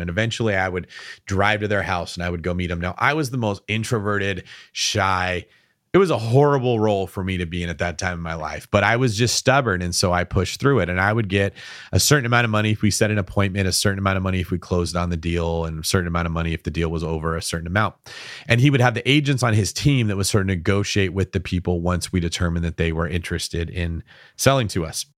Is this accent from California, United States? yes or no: yes; Bay Area, California, United States; Every one of us that's from the Bay Area always has to tell everyone we're from the Bay Area